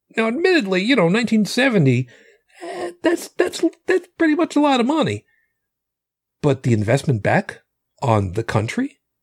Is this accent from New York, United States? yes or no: yes; suburbs of New York City, United States; accent: Long Island; moved away; I was from the, the burbs of New York City